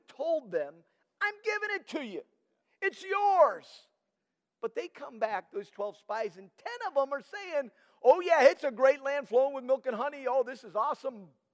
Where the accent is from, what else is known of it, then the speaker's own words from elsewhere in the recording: Nigeria; moved away; I had grown up in Nigeria, and I met Danette at college